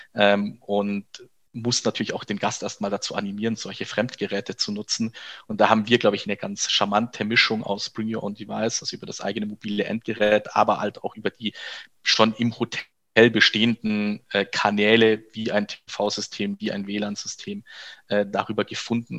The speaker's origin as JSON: {"language": "German", "town": "Kempten", "region": "Bavaria", "country": "Germany", "tie": "born or raised there", "also_born_or_lived": "Berlin", "moved": "as an adult", "said": "Kempten, und das ist meine Geburtsstadt, da komme ich her"}